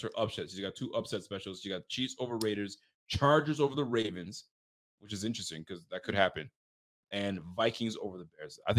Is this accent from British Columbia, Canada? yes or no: no; Ontario, Canada; This is a new thing for us, by the way, because we came from Ontario where it's natural gas.